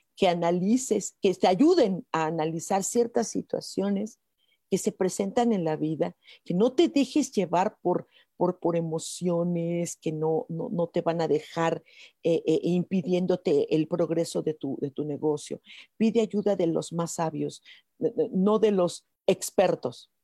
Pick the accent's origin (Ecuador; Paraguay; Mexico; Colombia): Mexico; como mexicanos.